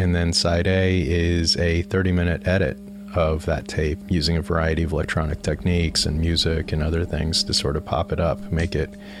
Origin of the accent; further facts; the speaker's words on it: Denver, Colorado, United States; And growing up in Denver, I understand this.